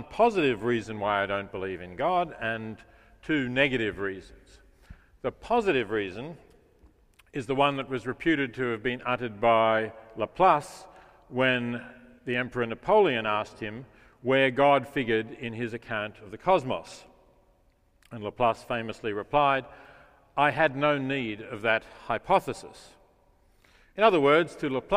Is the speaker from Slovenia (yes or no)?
no; Melbourne, Victoria, Australia; moved away; my hometown, as I still think of Melbourne